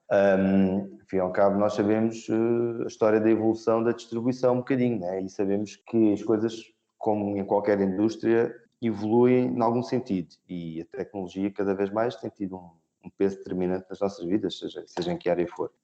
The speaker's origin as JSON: {"language": "Portuguese", "town": "Albufeira", "region": "Algarve", "country": "Portugal", "also_born_or_lived": "Madrid", "moved": "as an adult", "said": "eu sou de Albufeira e sou algarvio"}